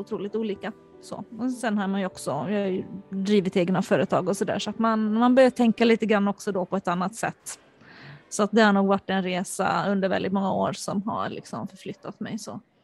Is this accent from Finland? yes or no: yes; Finland; moved away; also born or lived in Sweden; jag är uppvuxen i Finland